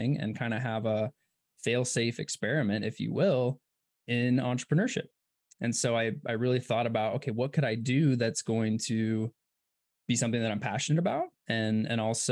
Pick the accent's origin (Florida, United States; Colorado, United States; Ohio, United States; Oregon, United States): Oregon, United States; Ashland; moved away as an adult; also born or lived in Berkeley / Oakland; we grew up small town, Ashland, Oregon